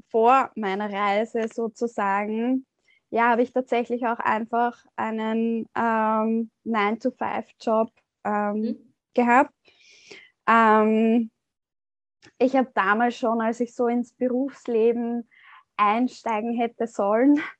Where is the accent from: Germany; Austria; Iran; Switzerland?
Austria; ich komme aus Österreich.